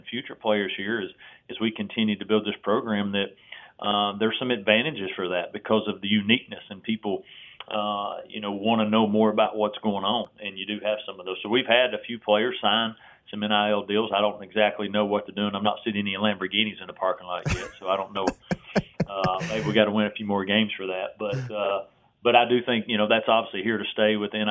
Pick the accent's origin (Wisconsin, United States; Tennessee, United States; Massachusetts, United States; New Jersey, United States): Tennessee, United States; I grew up in Tennessee